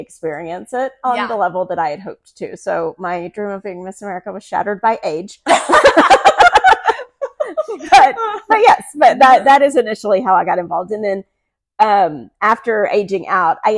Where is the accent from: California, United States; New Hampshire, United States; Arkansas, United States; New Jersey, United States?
Arkansas, United States; Hot Springs; moved away as an adult; now in Dallas, United States; I am originally from Hot Springs, Arkansas, where I grew up, born and raised